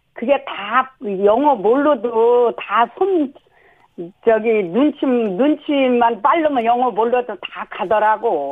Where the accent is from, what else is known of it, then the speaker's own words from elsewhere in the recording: South Chungcheong, South Korea; now in Seoul, South Korea; 충청도에서 자랐잖아요